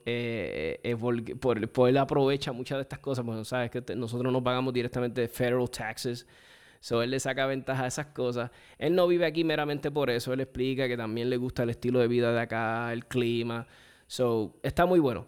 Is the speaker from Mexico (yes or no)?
no; Puerto Rico; como boricuas